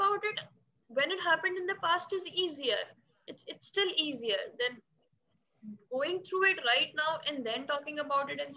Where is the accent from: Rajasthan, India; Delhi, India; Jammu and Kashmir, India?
Rajasthan, India; Jaipur; I'm from Jaipur, Rajasthan